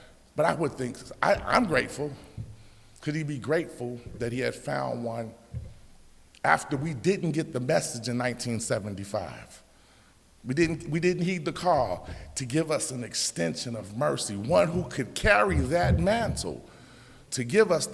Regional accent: Chicago, Illinois, United States; We're from Chicago

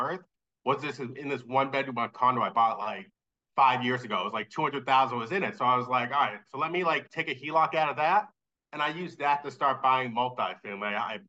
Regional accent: near Brockton, Massachusetts, United States; moved away as an adult; now in Worcester, United States; Brockton, which is right next to my hometown

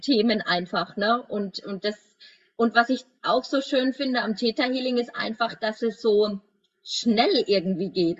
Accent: Würzburg, Bavaria, Germany; ich komme ja aus Würzburg

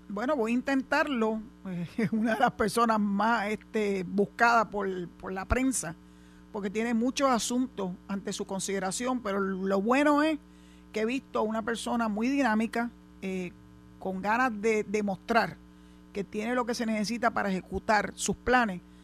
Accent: Puerto Rico; Yo soy puertorriqueña desde que nací hasta que me muera

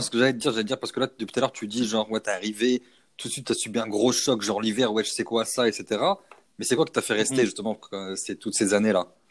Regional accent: Lyon, Auvergne-Rhône-Alpes, France; moved away as an adult; now in Montreal, Canada; Pour nous, Lyon, c'est notre ville

